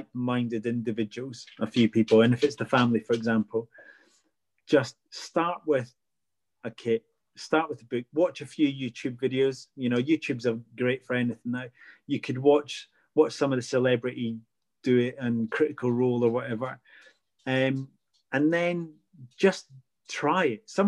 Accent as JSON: {"language": "English", "region": "Scotland", "country": "United Kingdom", "said": "I'm Scottish, so I've got a massive background in fairy lore and folklore"}